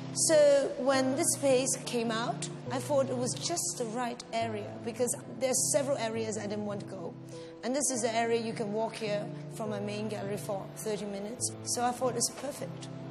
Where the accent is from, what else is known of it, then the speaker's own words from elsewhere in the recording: Hong Kong; I'm from Hong Kong.